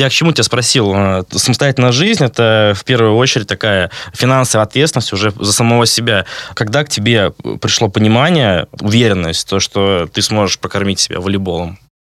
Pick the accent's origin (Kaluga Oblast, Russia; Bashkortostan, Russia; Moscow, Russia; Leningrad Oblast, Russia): Leningrad Oblast, Russia; Vyborg; я из Выборга, это не такой волейбольный город